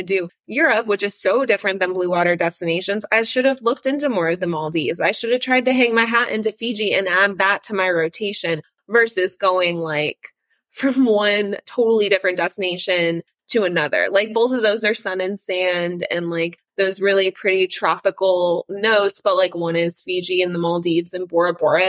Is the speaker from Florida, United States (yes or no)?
yes; South Florida, United States; I'm from South Florida